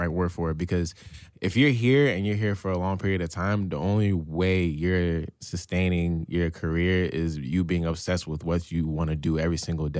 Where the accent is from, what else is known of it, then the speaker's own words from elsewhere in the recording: Newark, New Jersey, United States; Now I'm from Newark, New Jersey, and, you know, obviously I grew up rough, but I'm from Haitian descent